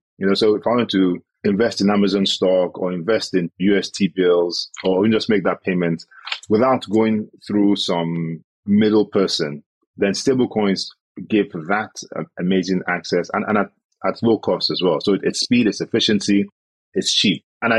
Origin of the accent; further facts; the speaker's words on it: Nigeria; I as a Nigerian want to get exposure to dollar, right? Because I'm scared of my Naira devaluing